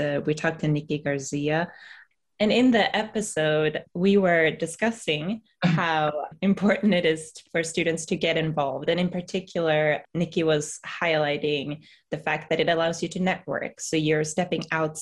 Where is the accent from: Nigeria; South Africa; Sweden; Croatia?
Sweden; now in United States; as a Swede coming to the US